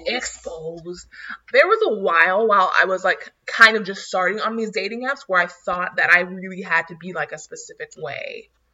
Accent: North Florida, United States; I'm from NoFlo.

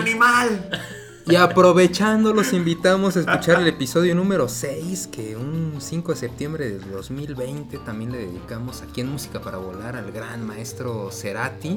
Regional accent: Mexico City, Mexico; la casa donde yo nací, en la colonia Zona Escolar, al norte de la Ciudad de México

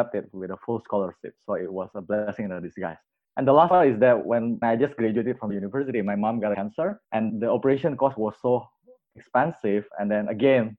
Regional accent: Jambi, Indonesia; moved away; also born or lived in Bandung; I grew up in a small hometown called Jambi

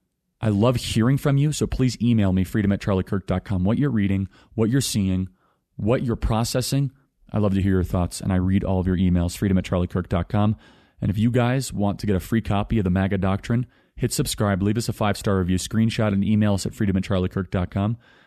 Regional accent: Chicago, Illinois, United States; As many of you know, I consider Chicago to be my hometown city. Grew up in the suburbs of Chicago, big Cubs fan, and am proud to be from Chicago.

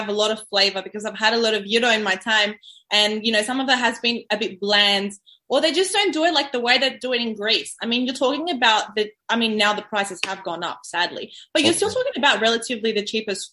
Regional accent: Sydney, New South Wales, Australia; also born or lived in Kalymnos (father's side); I'm Greek from Australia

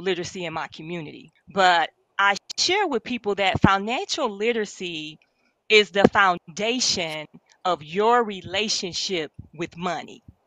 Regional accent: Milwaukee, Wisconsin, United States; moved away as an adult; also born or lived in Atlanta; I'm from Milwaukee, Wisconsin. Um, born and raised. I stayed in Atlanta for uh, about 15 years, but I'm back in Milwaukee now.

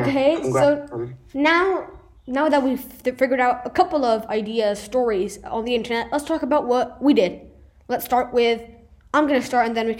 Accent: Italy; first language Italian; English is a second language; both in my mother tongue, which is Italian, and in English.

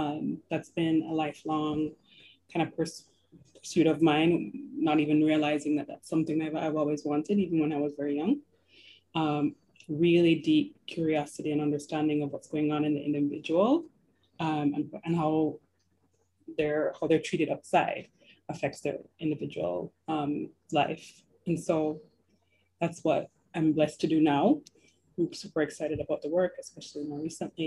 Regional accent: Jamaica; moved away as an adult; also born or lived in New York; now in Toronto, Canada; I was born and raised in Jamaica

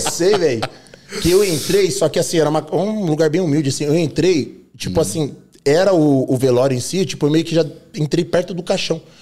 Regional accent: São Bernardo do Campo, São Paulo, Brazil; born or raised there; now in São Caetano do Sul, Brazil

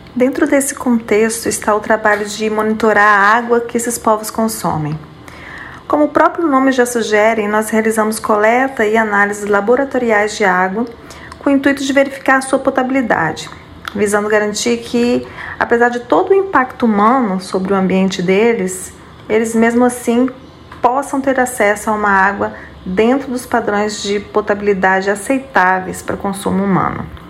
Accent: Espírito Santo, Brazil; now in Amapá, Brazil; Eu sou capixaba e estou distante da minha terra natal

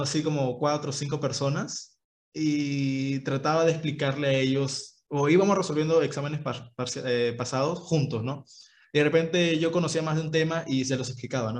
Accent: Ica, Peru; yo soy de Ica

